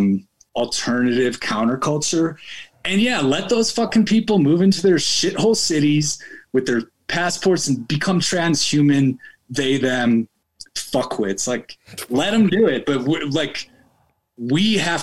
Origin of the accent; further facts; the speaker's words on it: Chicago, Illinois, United States; moved away as an adult; now in Colorado, United States; I'm from Chicago, I don't fucking live there anymore